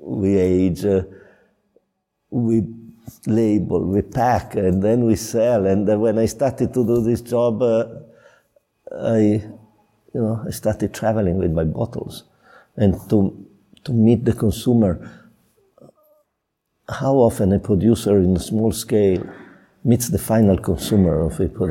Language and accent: English; Piedmont, Italy; now in Chianti, Italy; I'm from Piedmont.